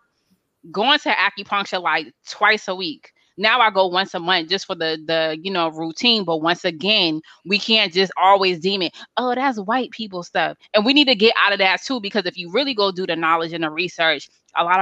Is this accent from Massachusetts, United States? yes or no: yes; Boston, Massachusetts, United States; moved away as an adult; now in Alabama, United States; I'm a brown girl from Boston, I'm a Bostonian by you know, by birth